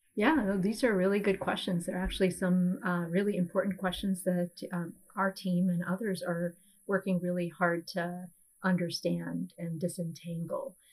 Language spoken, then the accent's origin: English; India; now in United States; being South Asian myself, um, being an Indian immigrant